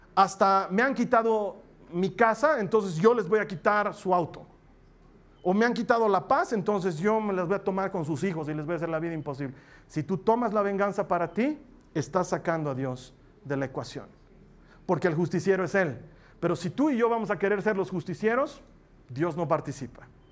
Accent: Bolivia

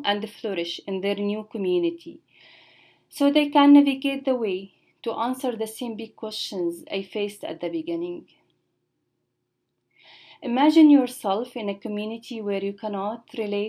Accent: Damascus, Damascus Governorate, Syria; moved away; growing up in Syria, in the capital city in Damascus

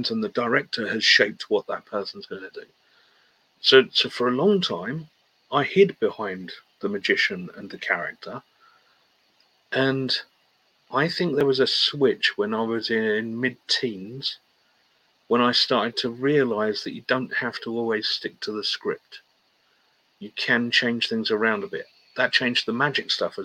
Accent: United Kingdom; We're British.

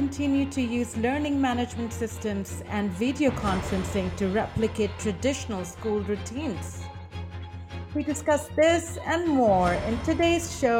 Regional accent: India; moved away as an adult; now in Taipei, Taiwan; I am from India and have lived in East Asia for the past two decades

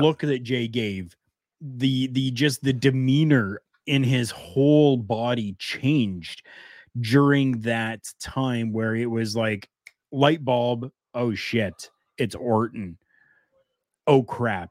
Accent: Canada; we're Canadian

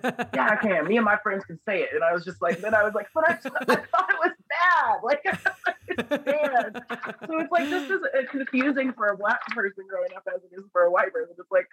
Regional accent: Pittsburg, Overland Park, Kansas, United States; also born or lived in Springfield, Missouri; now in Las Vegas, United States; I was born in Springfield, Missouri, and then Pittsburgh, Kansas, and then Overland Park, Kansas

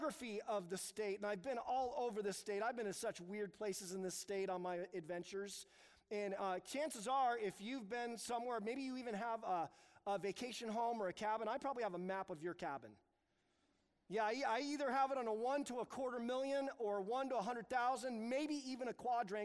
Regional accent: United States; I am so American.

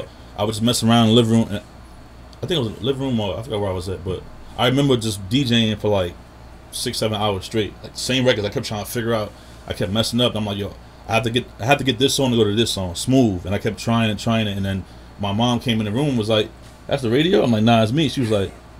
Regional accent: New York City, New York, United States; growing up in Southside, I definitely got close friends and people that's in the area

